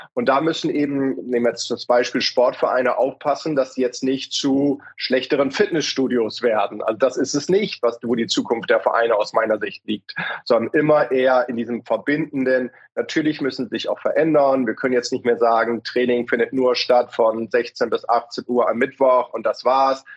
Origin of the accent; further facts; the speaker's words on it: Hamburg, Germany; wir können ja auch als Hamburger